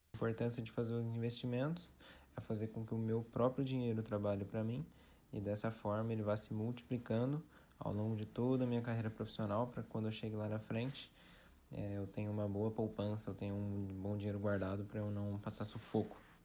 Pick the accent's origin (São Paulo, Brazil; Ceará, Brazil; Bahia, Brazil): São Paulo, Brazil; Taubaté; sou aqui de Taubaté